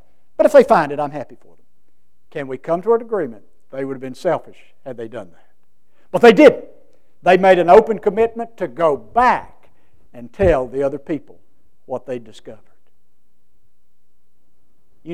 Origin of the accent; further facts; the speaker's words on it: United States; my hometown of Parrisburg.